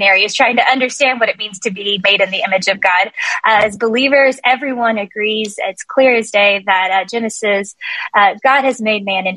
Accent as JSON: {"language": "English", "region": "Texas", "country": "United States", "said": "I'm from Texas"}